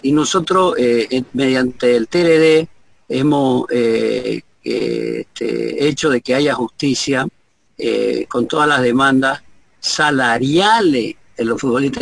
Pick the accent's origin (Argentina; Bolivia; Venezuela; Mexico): Bolivia